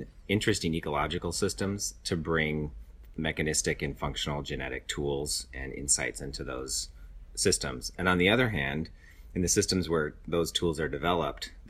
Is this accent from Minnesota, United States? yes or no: yes; Minnesota, United States; now in Berkeley, United States; I'm from Minnesota.